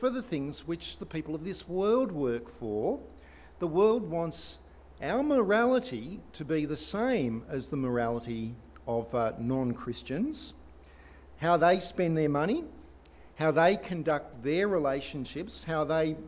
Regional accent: Australia; we are Australians

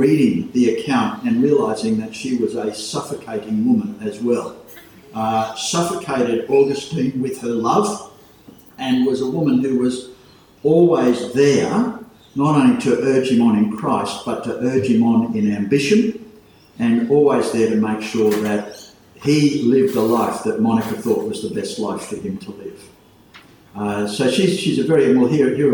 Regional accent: Port Macquarie, New South Wales, Australia; When I was growing up in Port Macquarie Church

